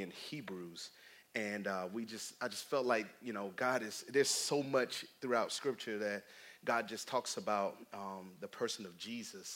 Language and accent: English; Tallahassee, Florida, United States; moved away; Me and my family are from Tallahassee